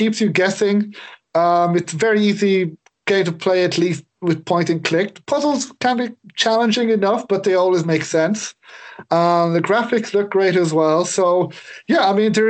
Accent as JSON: {"language": "English", "country": "Ireland", "said": "I'm Irish"}